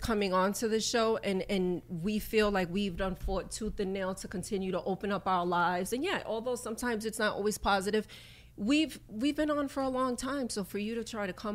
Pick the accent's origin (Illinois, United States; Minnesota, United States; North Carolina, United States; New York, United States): New York, United States; New York City; also born or lived in Brooklyn; I was born in Brooklyn. I was raised in the Bronx